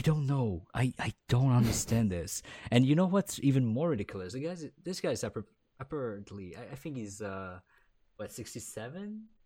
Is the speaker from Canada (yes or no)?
yes; Quebec, Canada; accent: Quebec French; first language French; English is a second language